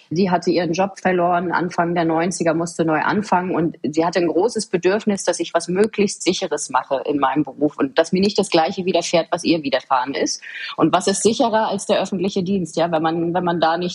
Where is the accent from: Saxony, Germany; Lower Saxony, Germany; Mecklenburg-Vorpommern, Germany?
Mecklenburg-Vorpommern, Germany; Waren; born there; Ich bin 1985 ähm, geboren in Waren, so wie du es schon sagst. Sehr schöne Stadt. Mittlerweile ein staatlich anerkanntes Heilbad. Ich erzähle das auch immer sehr gerne, wo ich herkomme